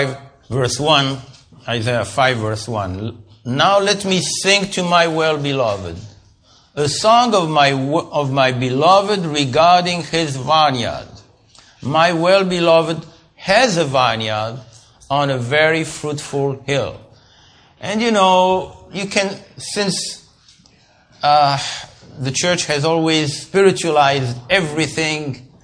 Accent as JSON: {"language": "English", "country": "Israel", "said": "we are from Israel"}